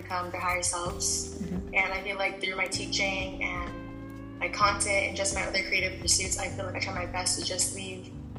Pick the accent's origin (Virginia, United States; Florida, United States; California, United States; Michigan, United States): Florida, United States; Orlando; I am from Orlando